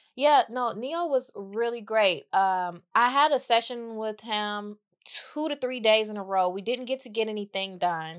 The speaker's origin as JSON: {"language": "English", "region": "Mississippi", "country": "United States", "tie": "born or raised there", "also_born_or_lived": "Iowa / Atlanta", "moved": "yes", "lives_now": "Los Angeles, United States", "said": "got sent to Mississippi to live with my grandmother"}